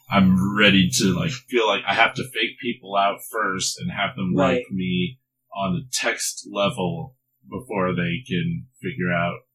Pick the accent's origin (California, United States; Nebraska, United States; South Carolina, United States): Nebraska, United States; Omaha; where are you from? I said, Omaha, Nebraska